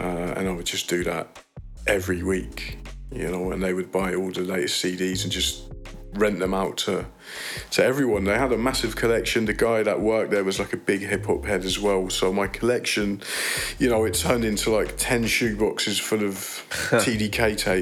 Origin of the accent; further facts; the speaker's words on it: Leiden, South Holland, Netherlands; I grew up in Leiden, the North Quarter.